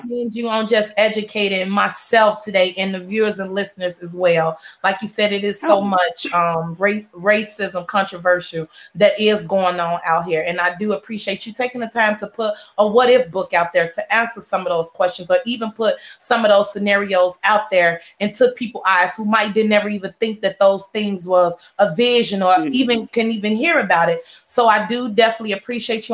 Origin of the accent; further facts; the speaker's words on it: Chicago, Illinois, United States; now in Houston, United States; I'm from Chicago